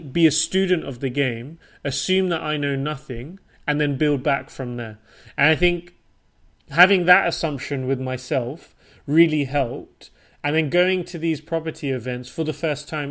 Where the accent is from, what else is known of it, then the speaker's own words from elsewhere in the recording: Portsmouth, South East England, United Kingdom; moved away as an adult; also born or lived in London / Switzerland / Denmark / Japan; now in Stockholm, Sweden; I was born and raised and grew up in the south coast of, of the UK in a city called Portsmouth